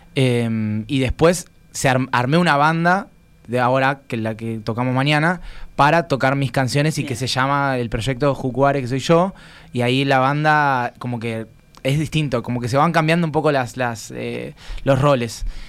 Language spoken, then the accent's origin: Spanish; Argentina